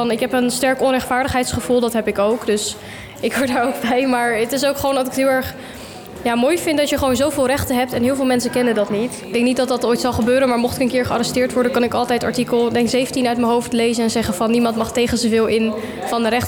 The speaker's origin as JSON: {"language": "Dutch", "town": "Meppel", "region": "Drenthe", "country": "Netherlands", "said": "Ik kom uit Meppel."}